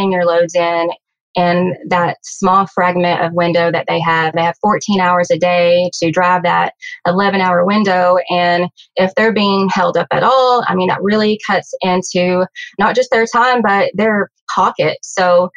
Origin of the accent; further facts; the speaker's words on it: Van Buren, Arkansas, United States; I have lived in Van Buren, Arkansas my whole life. And in fact, I grew up just a few miles down the road from USA Truck in the country, a little dirt road